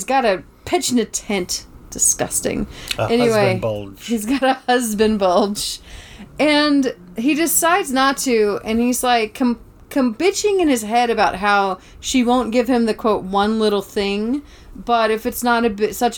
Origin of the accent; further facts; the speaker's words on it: Savannah, Georgia, United States; moved away; I grew up in Savannah, Georgia.